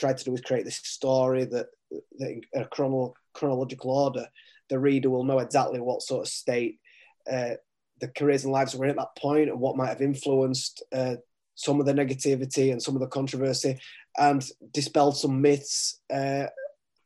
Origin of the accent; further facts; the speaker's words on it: United Kingdom; I'm a British author, British publisher